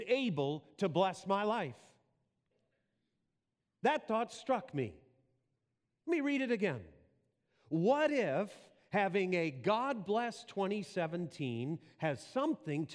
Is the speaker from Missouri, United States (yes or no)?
no; Wisconsin, United States; moved away; my accent is, and it's actually from Wisconsin. I was raised on a farm there as a young boy, and the accent stuck